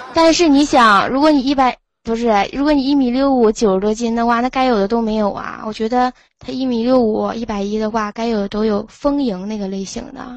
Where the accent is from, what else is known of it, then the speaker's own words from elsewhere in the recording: Liaoning, China; now in Changchun, China; 我家是辽宁的